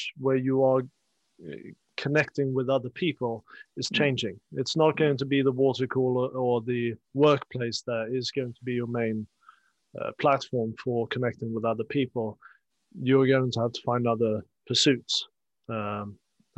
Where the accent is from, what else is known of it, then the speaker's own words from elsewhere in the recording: Sweden; moved away; I come from Sweden, and we have a north-south divide as well. I'm from the south coast.